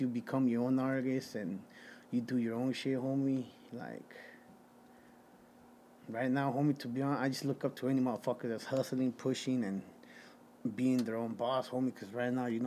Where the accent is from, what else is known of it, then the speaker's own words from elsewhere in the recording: Caldwell, Idaho, United States; also born or lived in Guerrero, Mexico / Santa Ana, California; I come from Caldwell, Idaho, 208-208